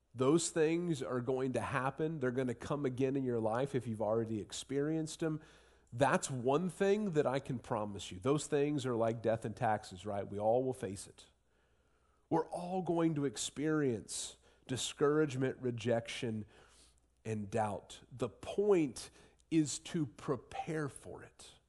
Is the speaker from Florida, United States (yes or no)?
no; Southwestern Ohio, United States; moved away; I grew up in Southwestern Ohio